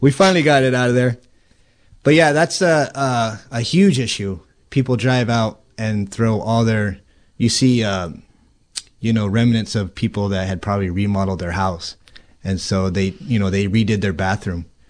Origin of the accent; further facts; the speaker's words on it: Healdsburg, California, United States; now in Cloverdale, United States; I grew up in Healdsburg, and so the river was always something that we did